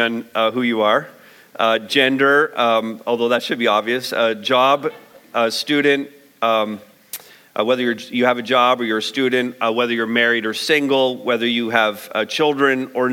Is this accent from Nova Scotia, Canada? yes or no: no; Montreal, Quebec, Canada; moved away; also born or lived in London, Ontario / St. Thomas, Ontario; I might say I'm Canadian. I might say that I was born in Montreal. I might say I went to school in London. I might say I lived in St. Thomas for 20-some years.